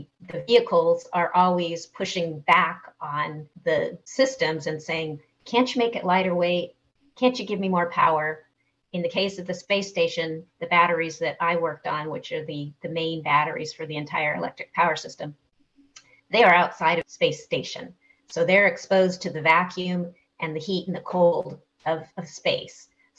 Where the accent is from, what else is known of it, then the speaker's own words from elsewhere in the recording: Southern California, United States; I grew up in Southern California